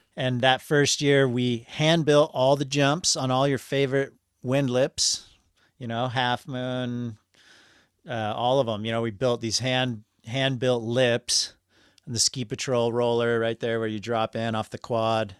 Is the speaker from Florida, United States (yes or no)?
no; Anchorage, Alaska, United States; I'm from the hillside. I grew up in Glen Alps, so above the Chugoch State Park parking lot